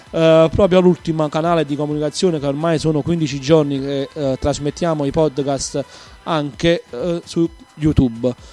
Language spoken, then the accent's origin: Italian; Naples, Campania, Italy; sono un patriota della mia terra, della mia Napoli. Sono una persona proprio che, che tiene le radici proprio alla mia città.